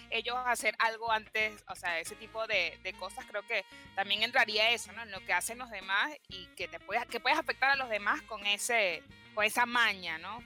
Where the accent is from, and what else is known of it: Venezuela; also born or lived in Villa Crespo, Buenos Aires; now in Buenos Aires, Argentina